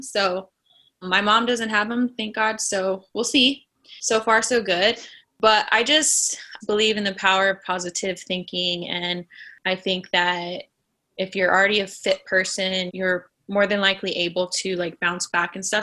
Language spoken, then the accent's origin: English; Las Vegas, Nevada, United States; moved away as an adult; now in Los Angeles, United States; I am from originally Las Vegas, Nevada. I moved out here to LA probably ten years ago